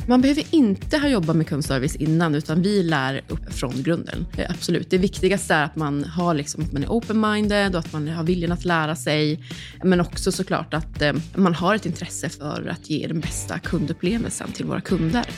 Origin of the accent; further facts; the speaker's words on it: Kalix, Norrbotten County, Sweden; moved away; jag är från Kalix, Norrbotten